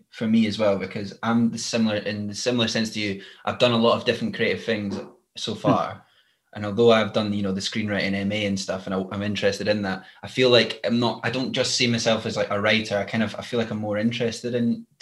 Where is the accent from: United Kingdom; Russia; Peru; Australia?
United Kingdom; Glenrothes, Scotland; where I'm from in Glenrothes is also a new town